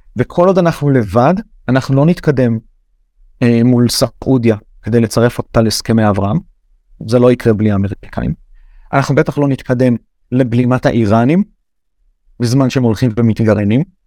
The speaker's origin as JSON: {"language": "Hebrew", "country": "Israel", "said": "אני ישראלי גאה"}